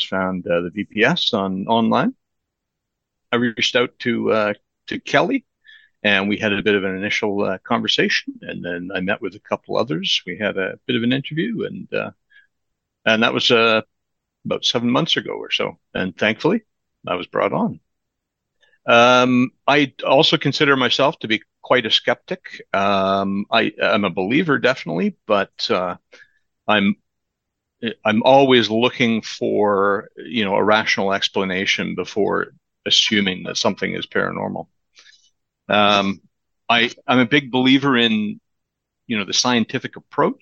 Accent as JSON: {"language": "English", "town": "Vancouver", "region": "British Columbia", "country": "Canada", "tie": "born or raised there", "said": "I was raised in Vancouver"}